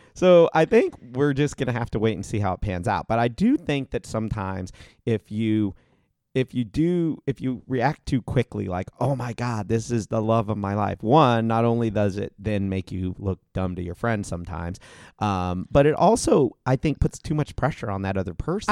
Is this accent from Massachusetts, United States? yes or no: no; Ohio, United States; moved away; also born or lived in Arizona; I grew up in Ohio